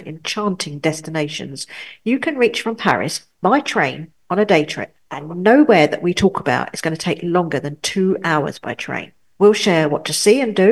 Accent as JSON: {"language": "English", "region": "England", "country": "United Kingdom", "also_born_or_lived": "Pas-de-Calais, France", "moved": "yes", "lives_now": "France", "said": "as us English say"}